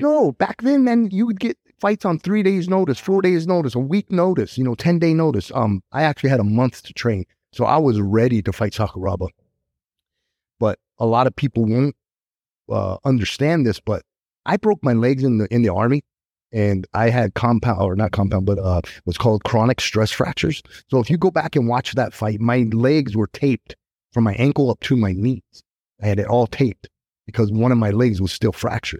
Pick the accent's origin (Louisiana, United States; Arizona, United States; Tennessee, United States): Arizona, United States; It's in my hometown, Arizona